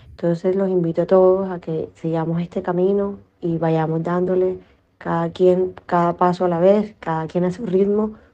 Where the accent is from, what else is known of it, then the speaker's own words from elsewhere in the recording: Caribbean coast of Colombia, Caribbean Region, Colombia; moved away as an adult; now in Oslo, Norway; soy de Colombia, de la costa caribe. Eh, tomé la decisión hace tres meses de mudarme a Noruega, a Oslo, porque eh, mi esposo esté acá y vive acá.